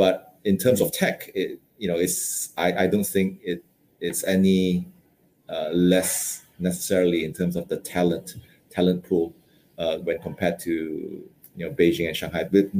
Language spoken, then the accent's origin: English; United Kingdom; moved away as an adult; also born or lived in Malaysia / London / Hong Kong; I spent most of my educational years in the UK, about 10 years there